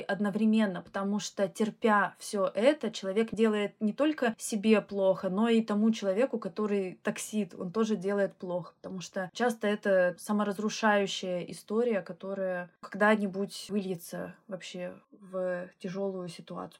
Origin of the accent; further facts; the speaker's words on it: Russia; moved away as an adult; now in London, United Kingdom; я вообще уехала из России и оставила свою карьеру в науке.